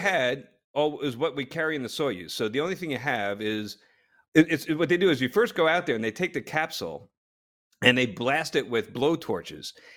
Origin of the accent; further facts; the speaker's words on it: New Jersey, United States; I grew up in Jersey